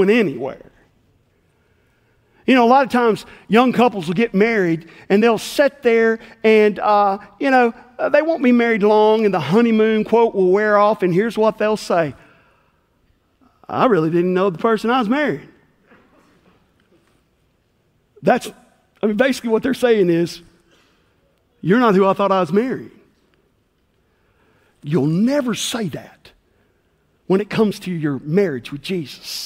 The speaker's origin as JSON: {"language": "English", "area": "McNairy County", "region": "rural West Tennessee", "country": "United States", "tie": "born or raised there", "said": "I grew up in rural West Tennessee"}